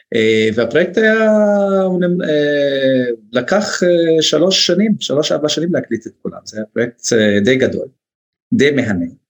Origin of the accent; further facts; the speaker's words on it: Northern District, Israel; also born or lived in United States; גם אני מהצפון